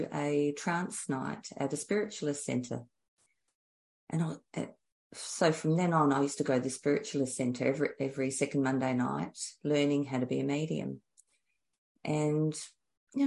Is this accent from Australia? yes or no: yes; Adelaide, South Australia, Australia; I'm from Adelaide, Australia.